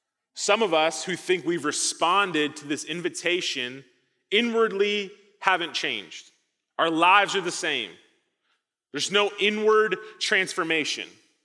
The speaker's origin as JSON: {"language": "English", "region": "Midwest", "country": "United States", "said": "I came from the Midwest. Thought I was escaping tornadoes. I'm not, apparently."}